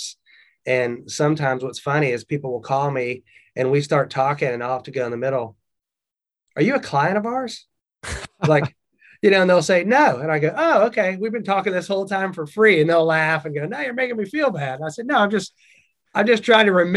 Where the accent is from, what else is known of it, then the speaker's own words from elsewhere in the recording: the South, Southern United States, United States; accent: Southern; That was my Southern accent right there.